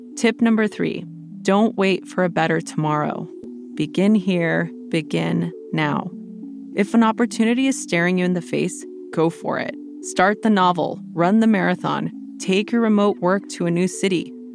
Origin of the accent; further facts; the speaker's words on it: Los Angeles, California, United States; moved away as an adult; also born or lived in Portland, Oregon; I grew up in Los Angeles